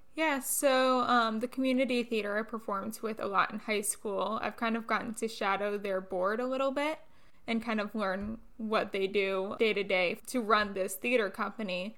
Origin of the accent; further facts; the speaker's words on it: Orlando, Florida, United States; I'm from the Orlando area, so a lot of Broadway tours would come through my area, and I got to see Wicked when I was eight years old